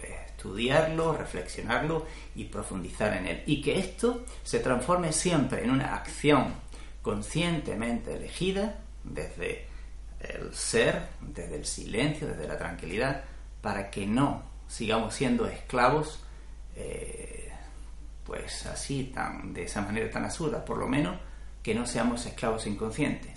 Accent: Spain; el mío, España

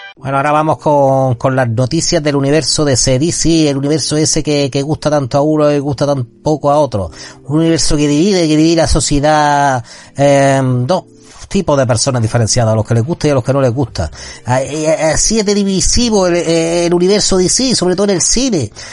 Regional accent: Spain; la gente que somos de aquí de España

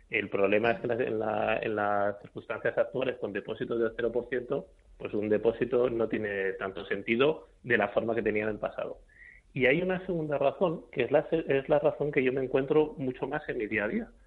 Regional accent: Spain; al final los españoles, como los españoles y cualquier persona del mundo, odiamos perder dinero.

